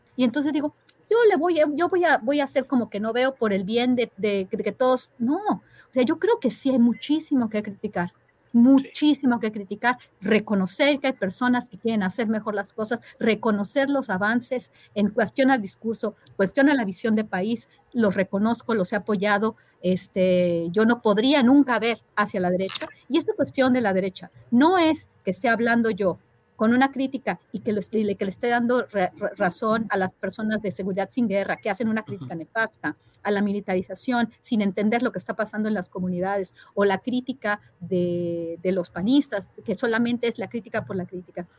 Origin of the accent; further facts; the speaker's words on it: Mexico; en mi país hay, hay promesas, hay otra visión de país